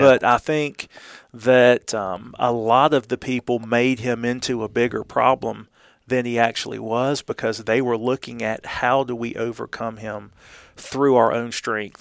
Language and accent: English; Columbus, Georgia, United States; moved away; I was born and raised in Columbus, but was gone for twenty-five years